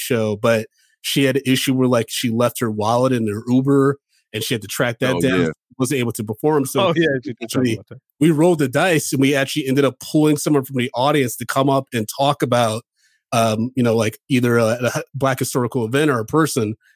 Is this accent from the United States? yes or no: yes; Ann Arbor, Michigan, United States; moved away as an adult; now in New York, United States; I grew up in Ann Arbor, which was just like, it was very lacking in like diversity